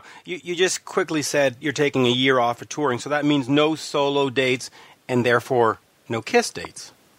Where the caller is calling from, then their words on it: Montreal, Quebec, Canada; Montreal. And I would love to have one hand delivered to Montreal.